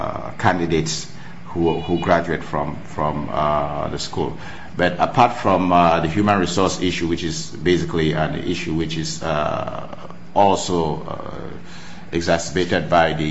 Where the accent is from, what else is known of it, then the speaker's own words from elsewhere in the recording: Cameroon; moved away; also born or lived in United States; being that I'm from Cameroon